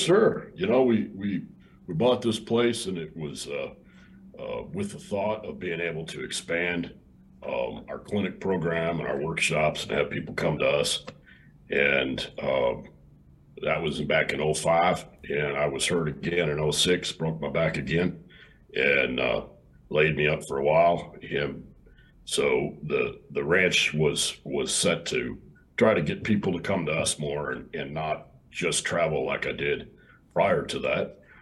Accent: Illinois, United States; also born or lived in Texas; now in Hico, Texas, United States; I grew up in Illinois and I got to Texas just as quick as I could

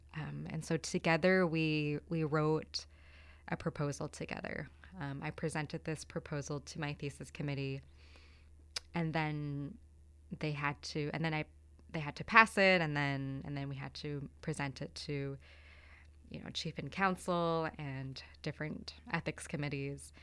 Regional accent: Toronto, Ontario, Canada; moved away as an adult; also born or lived in Manitoulin Island / Victoria; I moved there when I was eighteen from Toronto, where my family settled.

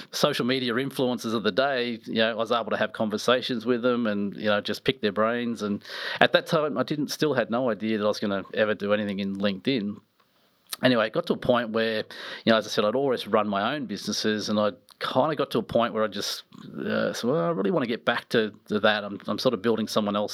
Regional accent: Nelson Bay, New South Wales, Australia; also born or lived in Newcastle; we ended up in an amazing place, which were actually where I grew up, was in Nelson Bay.

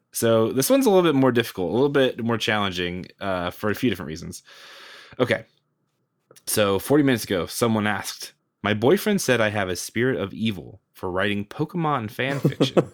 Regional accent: United States; just a Yankee onlooker from the from the United States over here

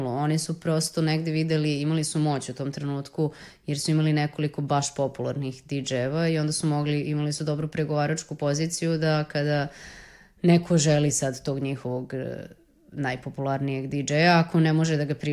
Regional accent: Serbia; iz Srbije sam

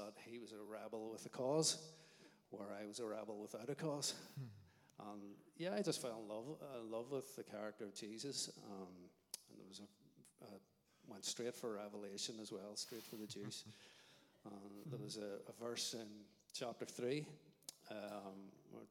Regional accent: Craigavon, Northern Ireland, United Kingdom; I grew up in Craigavon

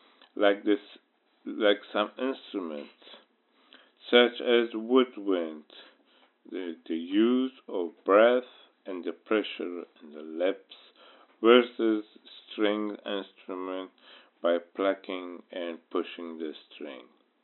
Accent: Kabul, Afghanistan; moved away; also born or lived in Lausanne, Switzerland; I'm originally from Afghanistan, born in Lausanne, Switzerland. I grew up in Kabul, Afghanistan. As a child, I was exposed to different languages, Dari, Pashto, French, Italian, English, and some Arabic.

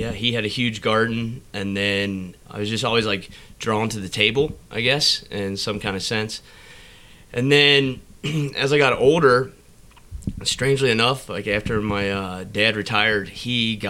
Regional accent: Cincinnati, Ohio, United States; moved away as an adult; also born or lived in Charlotte, North Carolina; Cincinnati, Ohio. Grew up there. Went away to culinary school in Charlotte, Johnson, Wales.

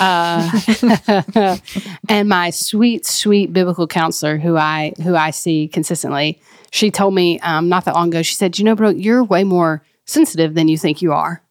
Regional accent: Mississippi, United States; now in Texas, United States; That's where I'm from and where my family is

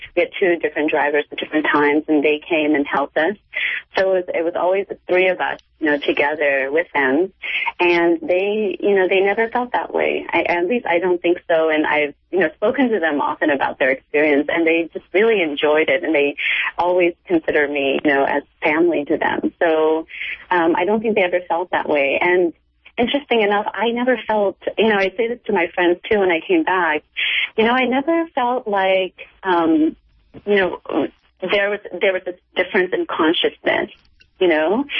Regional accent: United States; also born or lived in Cambodia / Thailand; I grew up in the United States. You know, I've been I've been educated here. Um, you know, I've lived here since I was four years old.

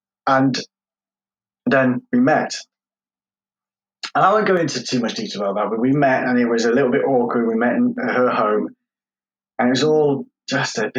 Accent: Derbyshire, East Midlands, United Kingdom; also born or lived in London; I grew up I was born in London, and I was adopted, and lived most of my childhood life in Derbyshire

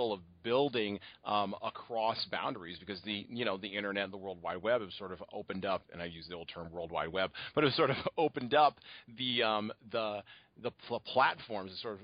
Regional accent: United States; as an American, obviously I come from a certain historical and cultural mindset and background

